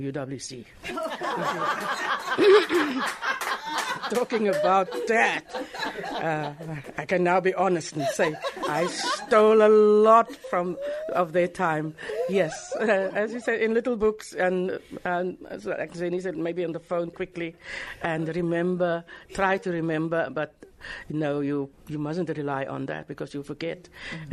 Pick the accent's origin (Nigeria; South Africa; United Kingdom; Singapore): South Africa; Worcester, Western Cape; moved away as an adult; I was born in Worcester and matriculated in 1972, came to Cape Town